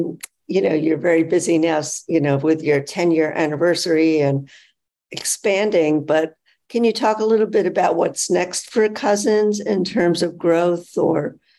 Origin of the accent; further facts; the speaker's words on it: Northeast, United States; growing up in the Northeast